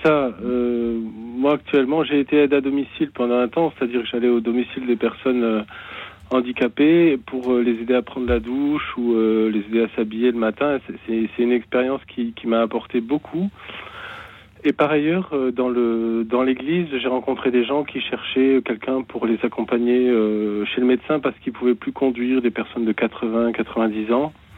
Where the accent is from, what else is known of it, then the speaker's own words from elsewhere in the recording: the South-West, south-west France, France; now in Meurthe-et-Moselle, France; c'est pas ma région, mais j'habite ici actuellement. Mhm. Euh, je suis originaire du Sud-Ouest